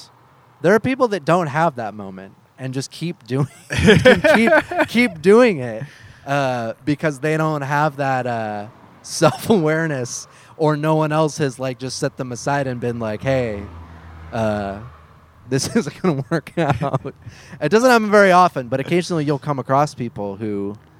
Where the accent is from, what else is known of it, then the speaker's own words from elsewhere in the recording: Beaverton, Oregon, United States; I grew up in Beaverton